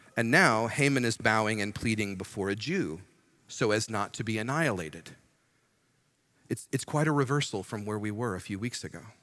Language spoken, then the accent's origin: English; United States